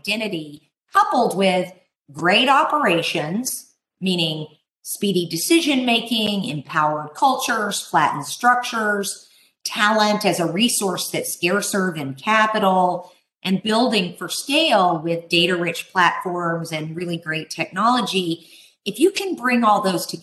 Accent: Texas, United States; We here in my home state of Texas

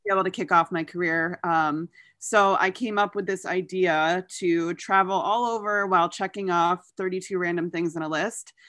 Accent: New York, United States; my home state of New York

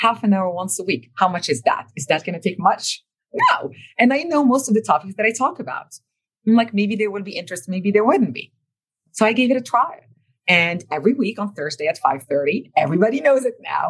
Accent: Morocco; English is a second language; moved away; this little girl growing up in Morocco would have ended up, right? Couldn't speak a word of English before 1998.

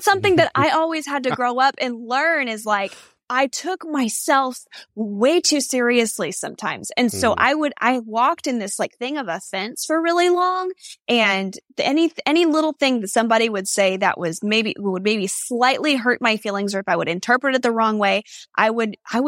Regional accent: Texas, United States; I am from Texas

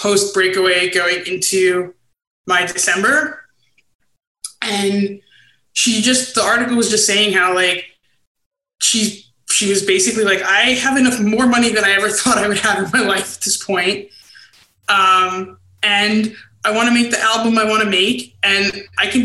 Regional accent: Brooklyn, New York, United States; moved away as an adult; also born or lived in Baltimore; now in Chicago, United States; born and raised in Brooklyn

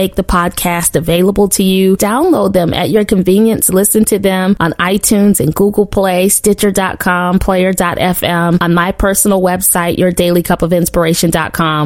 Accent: Western New York, United States; born or raised there

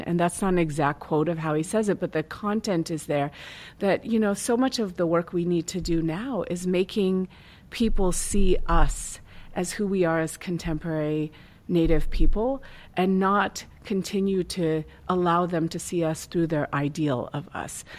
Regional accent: Tulalip, Washington, United States; I grew up in Tulalip

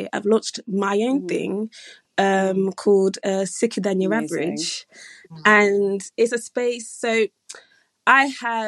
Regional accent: London, United Kingdom; my little South London, I'm from Aylesbury Estate

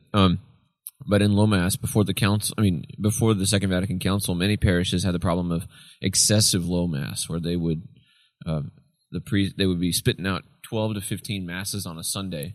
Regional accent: Friendswood, Texas, United States; born or raised there; also born or lived in Tyler, Texas / Palestine, Texas

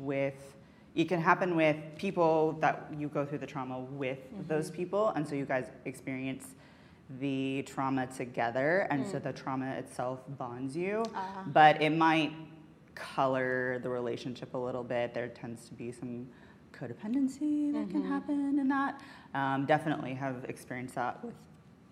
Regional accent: Alabama, United States; moved away as an adult; I grew up in Alabama

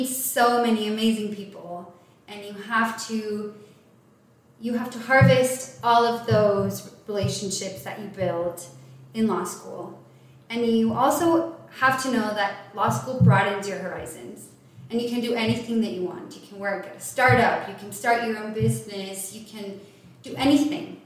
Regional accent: El Paso, Texas, United States; moved away; I grew up in El Paso, Texas.

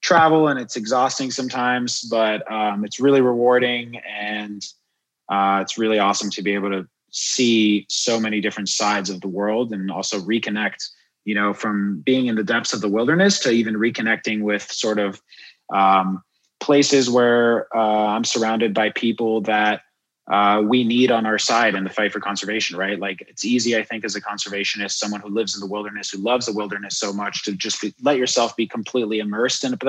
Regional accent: Miami, Florida, United States; also born or lived in France / Juneau, Alaska; I'm originally French, grew up in Miami, but I was born in France

